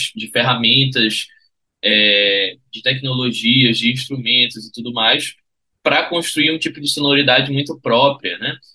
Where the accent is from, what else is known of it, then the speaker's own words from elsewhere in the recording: Recife, Pernambuco, Brazil; Eu sou de Recife e a minha vida toda brinquei carnaval em Recife